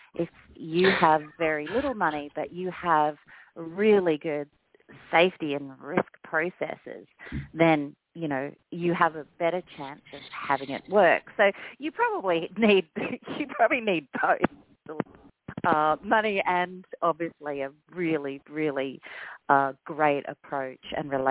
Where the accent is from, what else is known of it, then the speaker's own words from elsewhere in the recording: Australia; now in United States; I'm an Australian